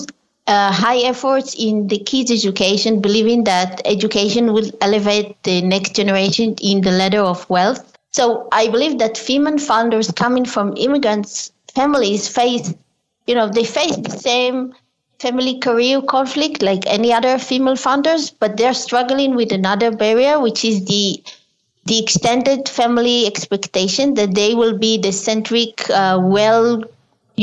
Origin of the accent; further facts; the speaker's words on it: Israel; I was born in Israel as well as my mother